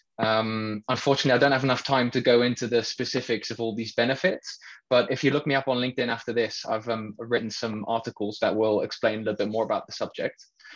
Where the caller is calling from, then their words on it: Netherlands; I'm joining in from the Netherlands